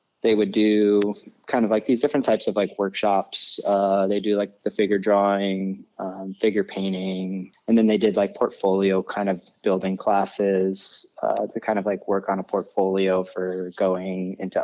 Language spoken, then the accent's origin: English; Poughquag, New York, United States; I grew up in Poquag, New York. It's located like 2 hours north of the city